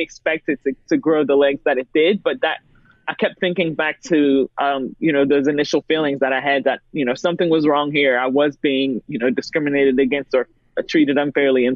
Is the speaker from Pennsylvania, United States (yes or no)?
yes; Pittsburgh, Pennsylvania, United States; I've grown up in Pittsburgh where it's been very segregated. I'm from Penn Hills